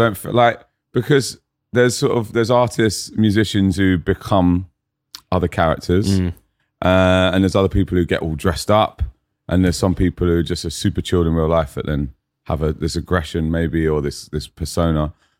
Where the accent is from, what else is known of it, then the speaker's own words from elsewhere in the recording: Fulham, London, United Kingdom; now in Brisbane, Australia; I'm an up-and-coming rapper from Fulham in London. I now live in Brisbane, and my accent goes slightly Australian when I'm there.